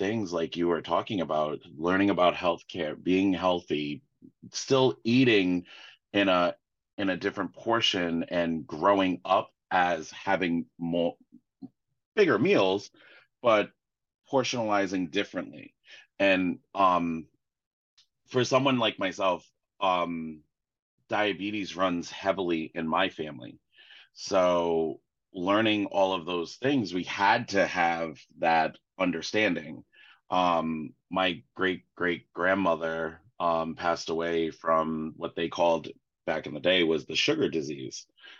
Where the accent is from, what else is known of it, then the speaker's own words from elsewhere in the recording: Sweden; growing up in Sweden, my family in the summertime when I go over to Sweden, that's where we mostly are.